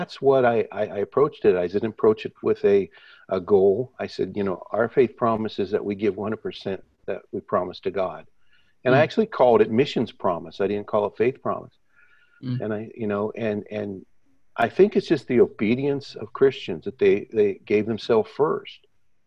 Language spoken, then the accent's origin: English; Midwest, United States; moved away as an adult; now in Canada; I'm from the Midwest in the States.